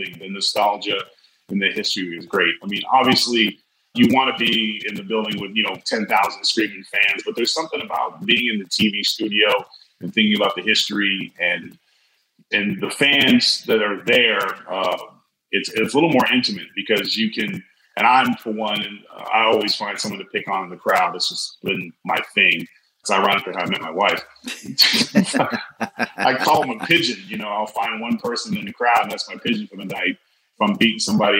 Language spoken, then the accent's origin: English; California, United States; now in Louisiana, United States; growing up in California